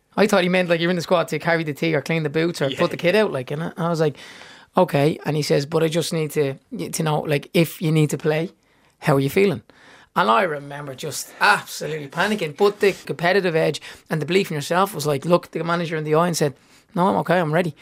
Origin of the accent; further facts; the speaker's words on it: Dublin, Leinster, Ireland; growing up in Seagrange Avenue in Baldoyle, out the back garden